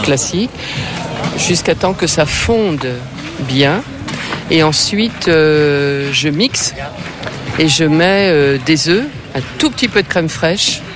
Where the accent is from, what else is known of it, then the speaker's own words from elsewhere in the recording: the West, western France, France; Je suis de l'Ouest